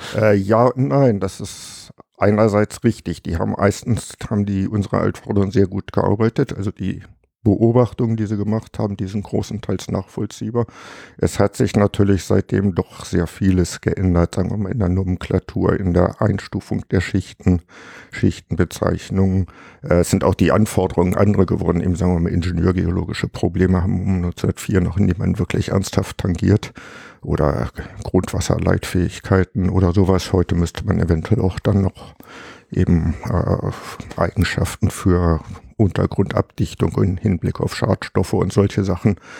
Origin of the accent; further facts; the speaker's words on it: Harz, Germany; moved away as an adult; ich stamme aus dem Harz